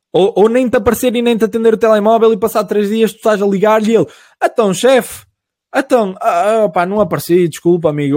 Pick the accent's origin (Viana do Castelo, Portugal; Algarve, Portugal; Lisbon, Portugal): Viana do Castelo, Portugal; Caminha; a minha terrinha, mesmo de onde eu sou, tem 2.500 pessoas